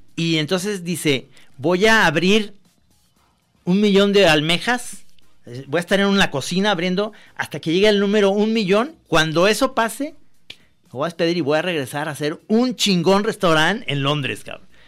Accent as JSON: {"language": "Spanish", "town": "Guadalajara", "region": "Jalisco", "country": "Mexico", "said": "aquí en Guadalajara y yo soy tapatío"}